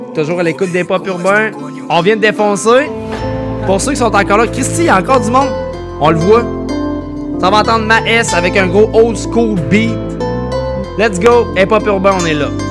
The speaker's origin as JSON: {"language": "French", "town": "Lévis", "region": "Quebec", "country": "Canada", "said": "j'habite pas là, Je viens de Saint-Nic, là."}